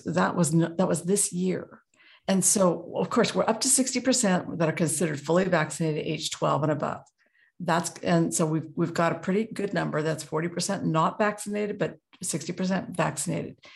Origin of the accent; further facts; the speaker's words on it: Juneau, Alaska, United States; now in Anchorage, United States; I was raised in Juneau